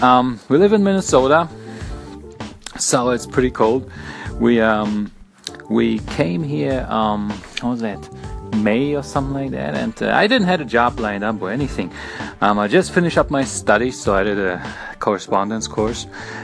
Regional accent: Berlin, Germany; now in United States; I came all the way from Berlin, Germany to the United States.

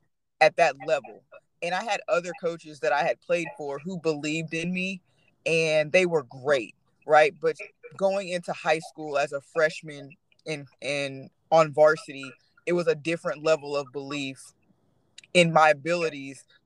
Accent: Texas, United States; growing up in Texas

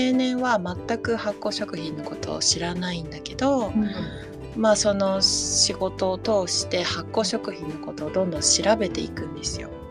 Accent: Tokyo, Japan; 東京生まれ、東京育ち。

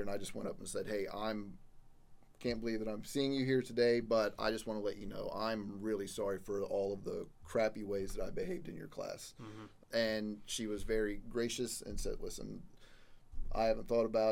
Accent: Missouri, United States; moved away; my home state of Missouri

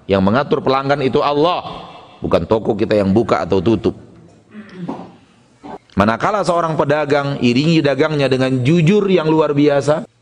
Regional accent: West Sumatra, Indonesia; Ada dalam istilah kita orang Minang sekare ula sekare balui.

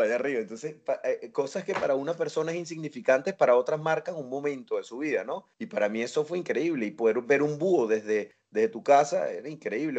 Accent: Venezuela; born or raised there; moved away as an adult; now in A Coruña, Spain

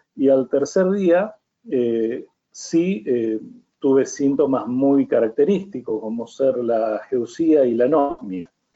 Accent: Villa Constitución, Santa Fe, Argentina; sigo trabajando y ejerciendo mi profesión acá en el lugar mío de origen, que es Villa Constitución

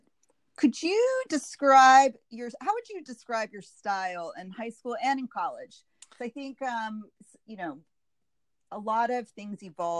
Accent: Rockville, Maryland, United States; born or raised there

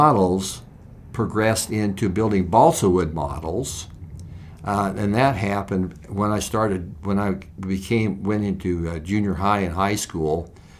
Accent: Valentine, Nebraska, United States; I grew up in Valentine, Nebraska, which is the north central part of the Nebraska state, close to the South Dakota border.

